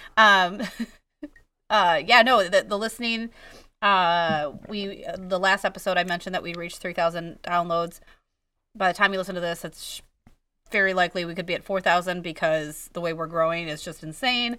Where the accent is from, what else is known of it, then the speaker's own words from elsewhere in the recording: Wisconsin, United States; I'm from Wisconsin